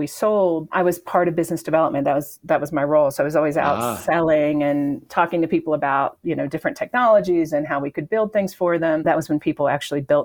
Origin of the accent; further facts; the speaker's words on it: Gulf Coast, the South, United States; moved away as an adult; also born or lived in New Orleans, Louisiana (family); now in Boulder, United States; I grew up in the South. I'm originally from, my family is from New Orleans and grew up along the Gulf Coast